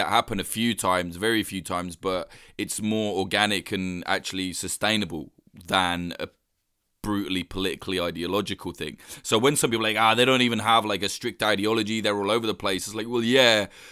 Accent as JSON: {"language": "English", "country": "United Kingdom", "said": "me as a Brit"}